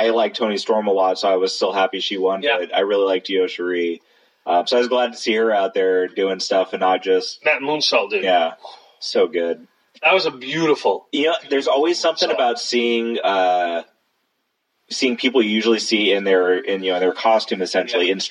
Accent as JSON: {"language": "English", "region": "Southern California", "country": "United States", "moved": "yes", "said": "I come from Southern California"}